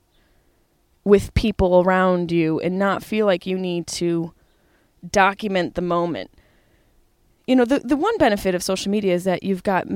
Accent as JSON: {"language": "English", "town": "Syracuse", "region": "New York", "country": "United States", "tie": "born or raised there", "moved": "yes", "lives_now": "Los Angeles, United States", "said": "Syracuse, New York, my hometown"}